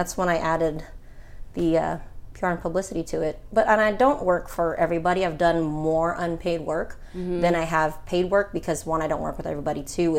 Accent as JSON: {"language": "English", "region": "California", "country": "United States", "said": "I need you to come and move down because we're all from California."}